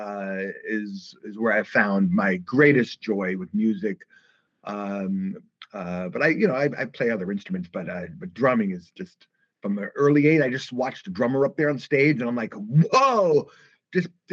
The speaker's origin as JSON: {"language": "English", "town": "New York City", "region": "New York", "country": "United States", "tie": "born or raised there", "said": "growing up in the Brooklyn days"}